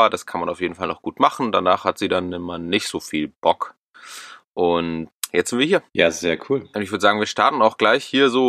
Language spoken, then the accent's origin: German; Munich, Bavaria, Germany; So als Münchner ist es hier ungemütlich, würde ich mal sagen.